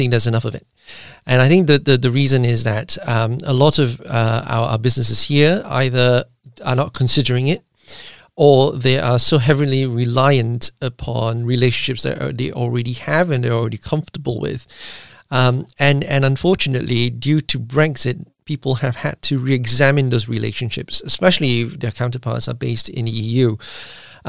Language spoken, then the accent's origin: English; Malaysia; now in United Kingdom; I am actually originally from Malaysia